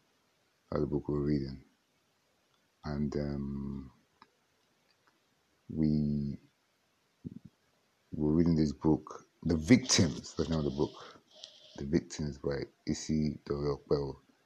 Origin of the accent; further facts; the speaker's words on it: Nigeria; accent: Warri; also born or lived in England / Port Harcourt; Because I grew up in the Niger Delta. Not really, I grew up in England, then went to the Niger Delta. And then moved to between Warri and Port Harcourt.